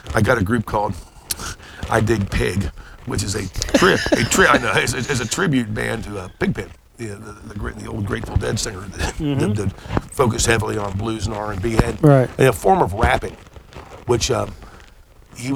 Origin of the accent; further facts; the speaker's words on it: Dayton, Ohio, United States; also born or lived in eastern Kentucky (roots); I grew up in Dayton, and I'm from deep eastern Kentucky